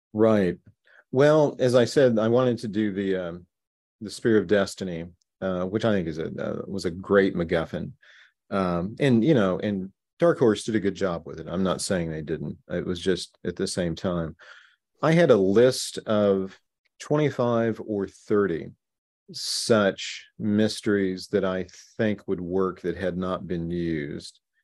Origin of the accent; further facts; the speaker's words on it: Baxter Springs, Kansas, United States; my home growing up in Baxter Springs, Kansas